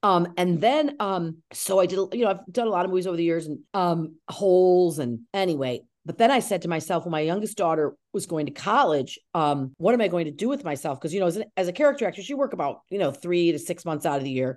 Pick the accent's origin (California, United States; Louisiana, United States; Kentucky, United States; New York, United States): New York, United States; Syracuse; also born or lived in Cazenovia, New York; I'm from Syracuse